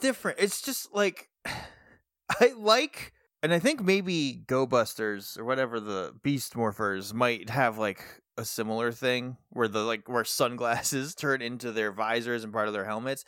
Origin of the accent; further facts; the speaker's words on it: New England, United States; we're from New England